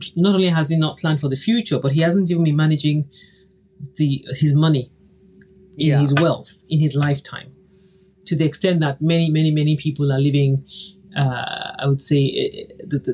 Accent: Nigeria; I grew up in Nigeria in the 70s where there are families that own bakeries, airlines, newspapers

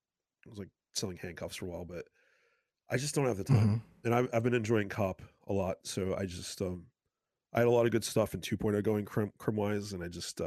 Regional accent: Massachusetts, United States; Well, I'm from South Shore, Massachusetts, and they have like their own style of pizza. They call it South Shore bar style.

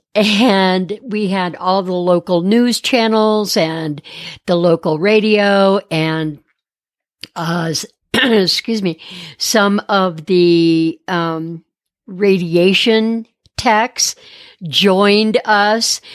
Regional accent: Detroit, Michigan, United States; moved away; also born or lived in Phoenix, Arizona; born and raised in Detroit and moved out west in the late seventies

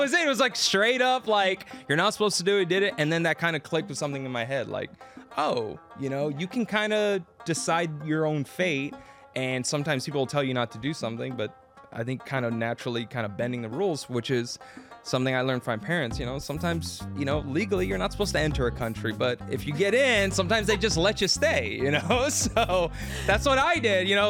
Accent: San Antonio, Texas, United States; moved away as an adult; now in Los Angeles, United States; I grew up in San Antonio, Texas. That's where I'm from.

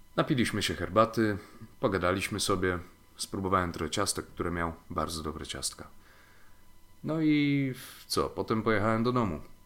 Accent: Lower Silesian Voivodeship, Poland; moved away; do mojej rodzinnej miejscowości na Dolnym Śląsku

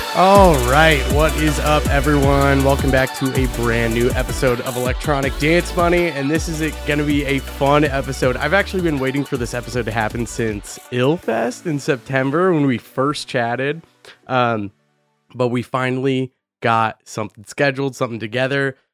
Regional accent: Boise, Idaho, United States; moved away; I'm from Boise, Idaho

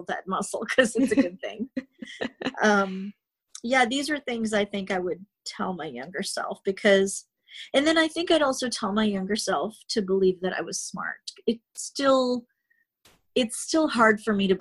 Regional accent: Canada; I'm Canadian. I'm a progressive Canadian

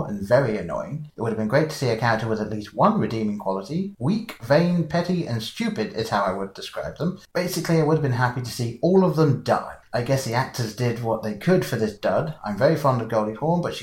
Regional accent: England, United Kingdom; growing up in England

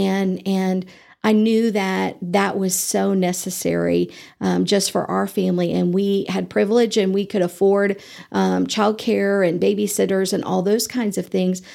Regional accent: Eastern Nebraska, United States; moved away as an adult; now in Amarillo, United States; I grew up in Nebraska and, um, I'm a farm girl, uh, Eastern Nebraska

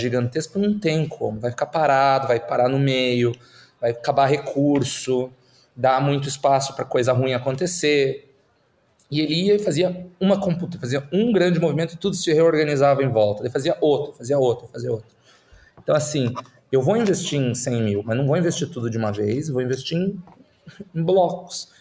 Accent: Curitiba, Paraná, Brazil; moved away as an adult; also born or lived in Silicon Valley; now in Netherlands; Eu nasci e, e, e me criei no, no, na Curitiba de Jaime Lerner

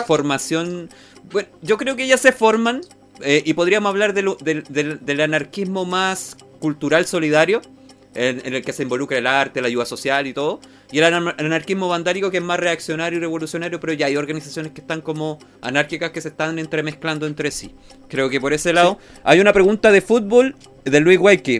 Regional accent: Chile

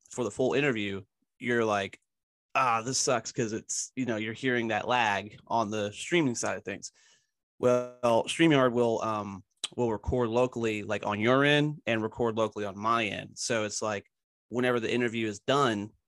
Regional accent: Philadelphia, Pennsylvania, United States; I, I'm from Philadelphia originally as well.

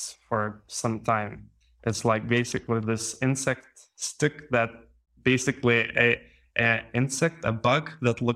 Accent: Panevėžys, Panevėžys County, Lithuania; I'm from Lithuania, and I was living in this northern town of Panevėžys.

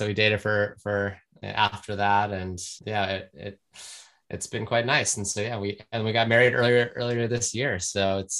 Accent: United States; moved away as an adult; now in London, United Kingdom; I've been living in London for 5.5 years, American originally, as most listeners can tell from my accent.

